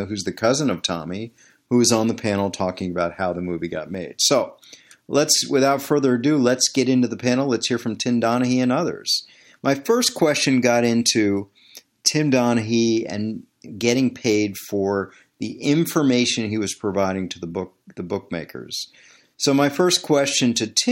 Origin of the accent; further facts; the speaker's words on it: Washington, District of Columbia, United States; moved away; I'm born and raised in Washington, D.C. My family's there. My childhood friends are all there. That's my home